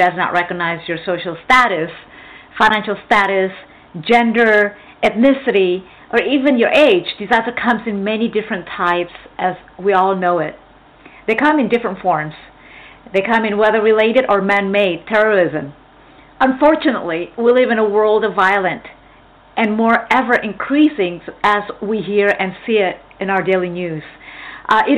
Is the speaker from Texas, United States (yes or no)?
yes; Texas, United States; in a very high crime area in Texas. Yay, my hometown.